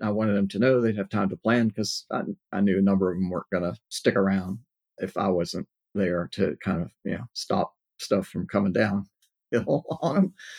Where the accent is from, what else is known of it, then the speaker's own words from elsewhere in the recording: Corpus Christi, Texas, United States; I was in uh, South Texas, Corpus Christi, which is not that large a, a city